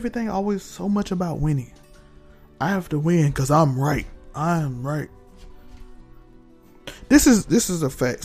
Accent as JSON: {"language": "English", "country": "United States", "said": "We're American."}